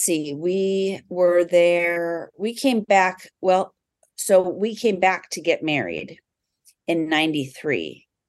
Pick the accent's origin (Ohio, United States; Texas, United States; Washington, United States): Washington, United States; South Snohomish County; also born or lived in California / Aviano, Italy; I grew up actually right here in South Snohomish County